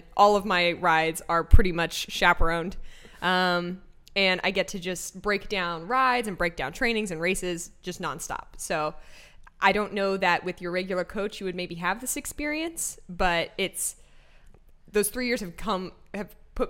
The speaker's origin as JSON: {"language": "English", "town": "Bakersfield", "region": "California", "country": "United States", "said": "I'm from Bakersfield, California, but my family's moved around a lot."}